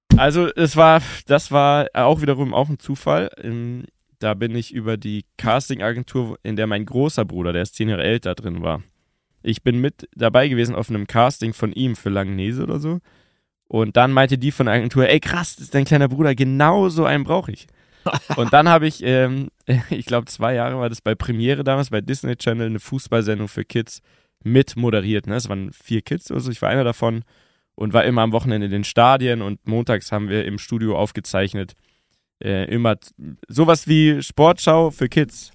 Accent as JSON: {"language": "German", "town": "Munich", "region": "Bavaria", "country": "Germany", "tie": "born or raised there", "said": "Urbayer, geboren in München"}